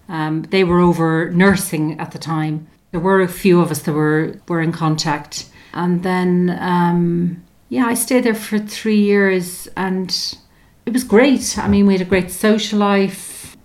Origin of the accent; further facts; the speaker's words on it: Ireland; moved away as an adult; also born or lived in Limerick / north of England / London; it was really, really difficult being Irish.